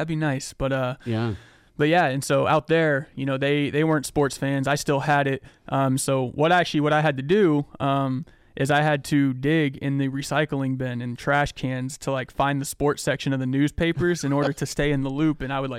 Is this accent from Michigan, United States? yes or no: no; Erie, Pennsylvania, United States; also born or lived in Jacksonville, Florida / Georgia / Seattle, Washington; I kind of consider Erie my hometown, but unfortunately, I was not born here. I was born in Jacksonville, Florida. Moved up to Georgia for a little bit of my life, and eventually moved out to Seattle, Washington